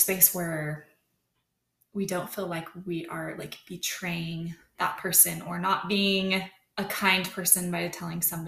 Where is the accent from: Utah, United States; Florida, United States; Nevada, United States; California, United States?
Utah, United States; Draper; I grew up in Draper, Utah area